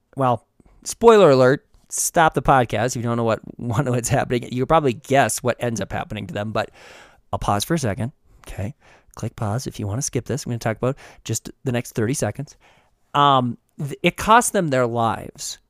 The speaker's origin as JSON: {"language": "English", "region": "Midwest", "country": "United States", "tie": "born or raised there", "said": "growing up in the Midwest"}